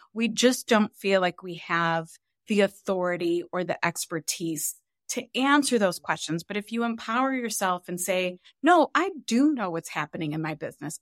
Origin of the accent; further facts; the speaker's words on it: Cleveland, Ohio, United States; We grew up really poor in Cleveland, Ohio